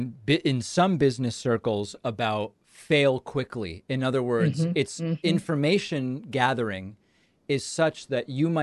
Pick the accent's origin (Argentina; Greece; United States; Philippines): Argentina; I'm from Argentina, and I thought there's some demand for this.